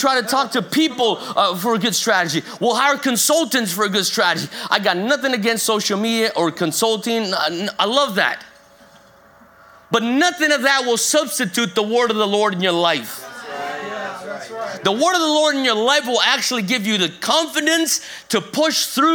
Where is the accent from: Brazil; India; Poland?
Brazil; moved away; also born or lived in North Carolina, United States; I moved from America back to Brazil, where I'm originally from Brazil, and spent a good chunk of my time here in America.